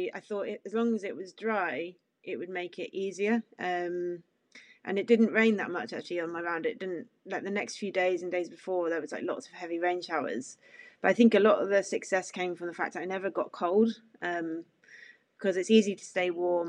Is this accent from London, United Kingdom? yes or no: no; Cornwall, South West England, United Kingdom; growing up in Cornwall, I'm used to strong winds on the coast path